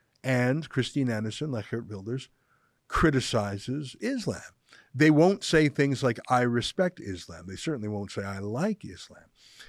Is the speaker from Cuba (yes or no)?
yes; Cuba; now in Canada; I'm originally from Cuba, and many of my fellow Cuban Canadians seem to expect a 180-degree foreign policy change toward the Cuban regime.